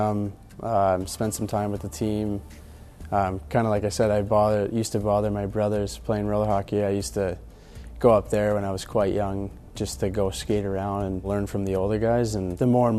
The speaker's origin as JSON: {"language": "English", "town": "Boston", "region": "Massachusetts", "country": "United States", "tie": "born or raised there", "said": "a kid growing up in Boston"}